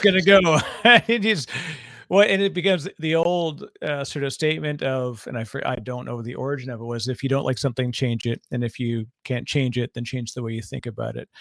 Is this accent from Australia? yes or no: no; Toronto, Ontario, Canada; I'm from Toronto